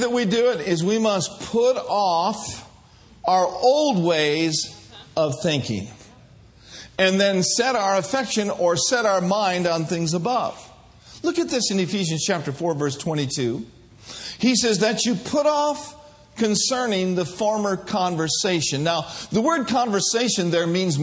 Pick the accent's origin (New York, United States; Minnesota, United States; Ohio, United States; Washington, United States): Minnesota, United States; I grew up in Minnesota